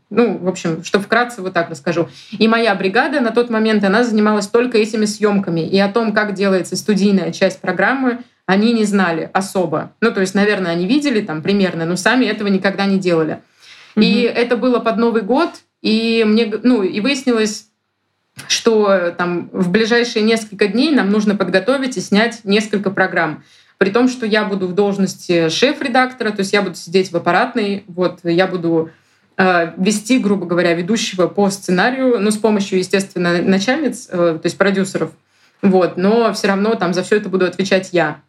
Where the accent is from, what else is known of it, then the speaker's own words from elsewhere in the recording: Moscow Oblast, Russia; also born or lived in Saint Petersburg; now in Moscow, Russia; Я сама из Подмосковья